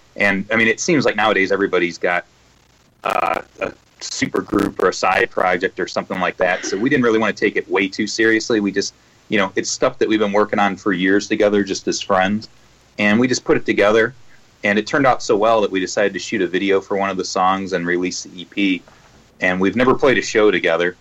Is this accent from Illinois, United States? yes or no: yes; Chicago, Illinois, United States; we're all from Chicago